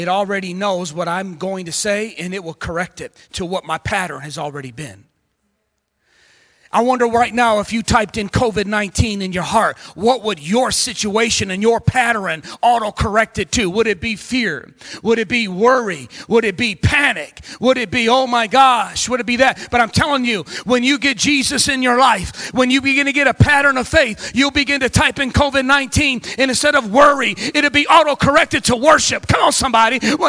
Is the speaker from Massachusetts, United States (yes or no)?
no; Ecorse, Michigan, United States; I come from Southwest Detroit in a little city called Ecorse, running the streets in and out of the legal system